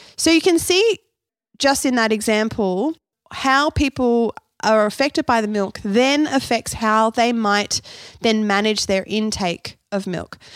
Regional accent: Canberra, Australian Capital Territory, Australia; also born or lived in Perth, Western Australia; I was born in Perth, i, over in Western Australia. I moved to Canberra when I was six years old.

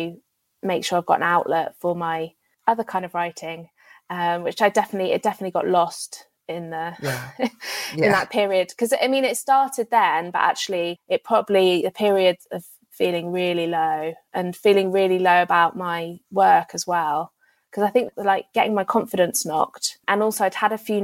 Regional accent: United Kingdom; also born or lived in London / Berlin; being a Brit in Germany

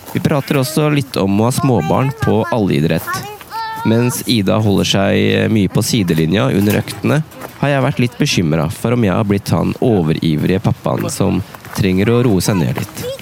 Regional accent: Spydeberg, Østfold, Norway; Jeg kommer fra Spydeberg.

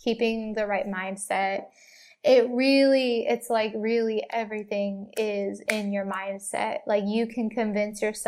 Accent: Kansas City, Missouri, United States; also born or lived in Hollywood, Los Angeles; now in Los Angeles, United States; I'm from Kansas City

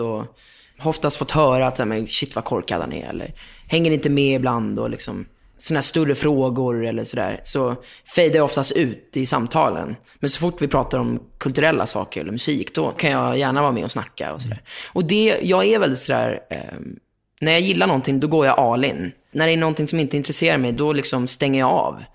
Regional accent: Lidingö, Stockholm County, Sweden; born or raised there; also born or lived in Östermalm, Stockholm

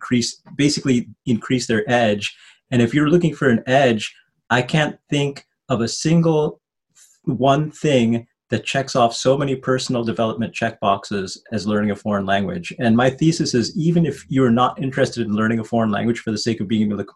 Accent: Chicago, Illinois, United States; also born or lived in Wheaton, Illinois / France / Netherlands; I grew up in Rogers Park, which was very culturally diverse

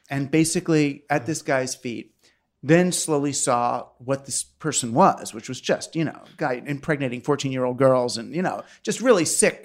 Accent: Queens, Larchmont, Scarsdale, New York, United States; Queens, Larchmont

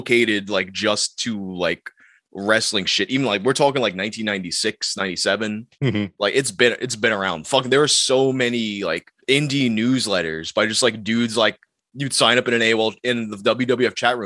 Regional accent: New York City, New York, United States; I grew up in Queens.

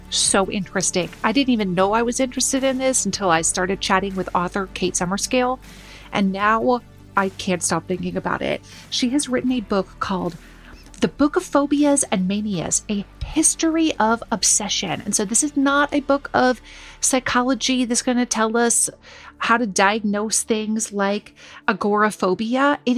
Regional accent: United Kingdom; I'm British. I live in London.

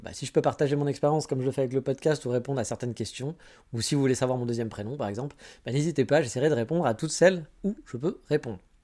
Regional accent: France; moved away as an adult; now in Japan; je suis français

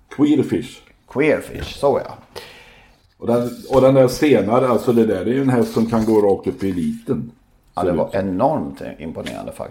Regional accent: Skara, Västra Götaland, Sweden; now in Skövde, Sweden; Jag är från Skara, då kan man aldrig bli Skövdebo.

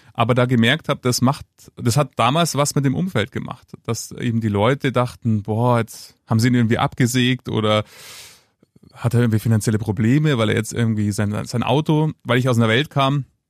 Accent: Munich, Bavaria, Germany; ich bin gebürtiger Münchner, rechts der Isar geboren

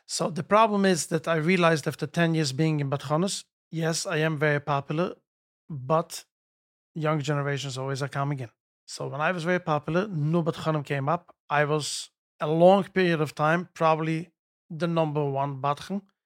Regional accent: Jerusalem, Jerusalem District, Israel; moved away as an adult; now in United States; I grew up in Yerushalayim, near Kodesh. We lived in, uh, Meishonim.

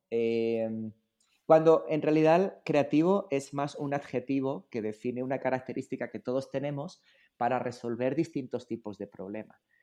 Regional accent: Spain; moved away as an adult; now in Mexico; a mí me tocó nacer y vivir en España durante mucho tiempo, eh, pero la verdad ya cuando vine para acá ya no regresé

